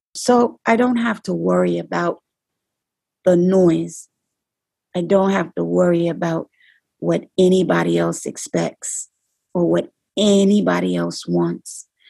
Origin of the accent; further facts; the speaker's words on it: New York City, New York, United States; I'm from the Bronx